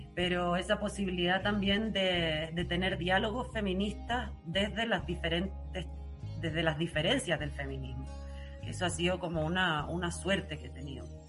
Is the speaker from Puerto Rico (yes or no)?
no; Chile; moved away; also born or lived in Germany; cuando volvió a Chile, que volvió conmigo, que yo tenía seis años